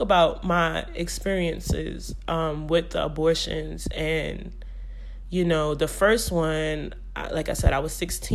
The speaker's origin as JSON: {"language": "English", "town": "New York City", "region": "New York", "country": "United States", "said": "I'm from Brooklyn"}